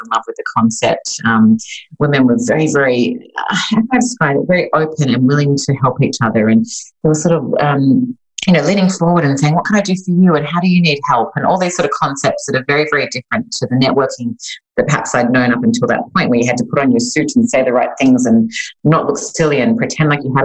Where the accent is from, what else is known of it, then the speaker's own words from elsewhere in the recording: Sydney, New South Wales, Australia; moved away as an adult; now in Los Angeles, United States; I'm originally Australian, so I was born and raised in Sydney, Australia. I moved to Los Angeles in California, where I now live